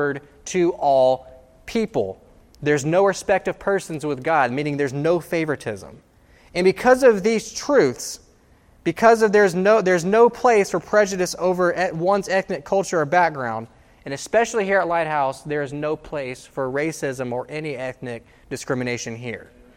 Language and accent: English; United States; I am proud to be an American